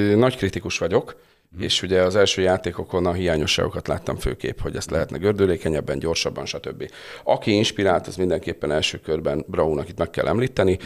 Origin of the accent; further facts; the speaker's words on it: Tata, Komárom-Esztergom, Hungary; Én tatai születésű vagyok